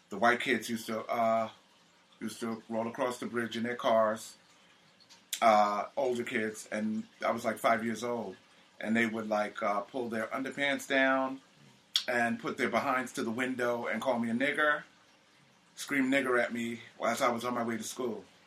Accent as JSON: {"language": "English", "town": "Linden", "region": "New Jersey", "country": "United States", "tie": "born or raised there", "also_born_or_lived": "Staten Island, New York / South Plainfield, New Jersey / Germany", "moved": "as an adult", "lives_now": "New York City, United States", "said": "my parents moved us to to New Jersey, I believe Linden, New Jersey, uh, right from the basically right from the hospital"}